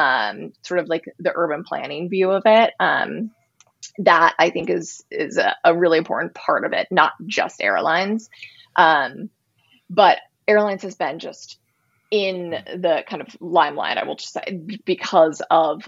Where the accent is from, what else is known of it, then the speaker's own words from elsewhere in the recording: West Coast, United States; I'm from the West Coast.